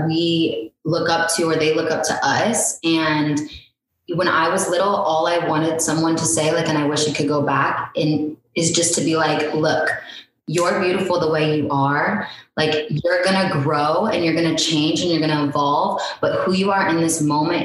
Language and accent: English; Indiana, United States; moved away; I came from Indiana